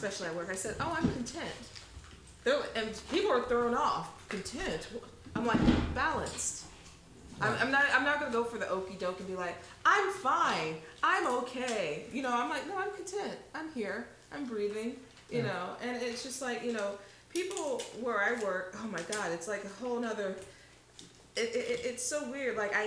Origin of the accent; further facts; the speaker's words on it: Midwest, United States; moved away; I am a Midwesterner myself